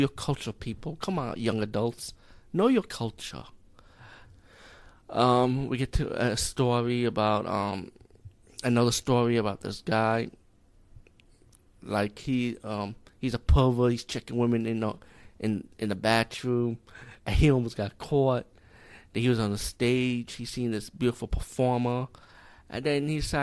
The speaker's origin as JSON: {"language": "English", "country": "India", "said": "as being Indian"}